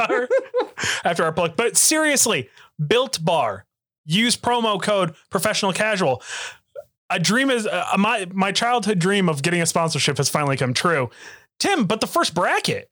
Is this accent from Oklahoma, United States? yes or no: yes; Oklahoma, United States; I'm from Oklahoma